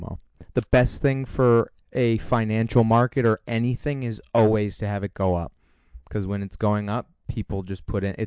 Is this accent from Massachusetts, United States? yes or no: yes; Newton, Massachusetts, United States; I grew up in Newton, Massachusetts